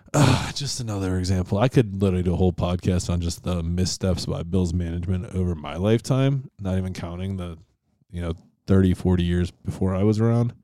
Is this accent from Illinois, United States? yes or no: no; Finger Lakes, New York, United States; growing up near the Finger Lakes was a lot, a lot of lake access